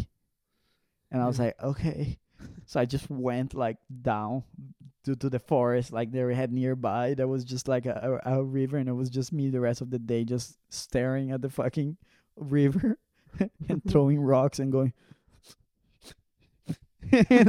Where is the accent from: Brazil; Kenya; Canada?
Brazil; now in Zurich, Switzerland; it's so different growing up in Brazil